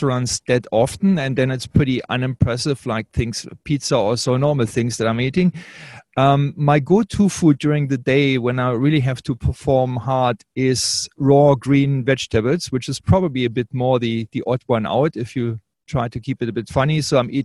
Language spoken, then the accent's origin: English; Australia; I'm the Australian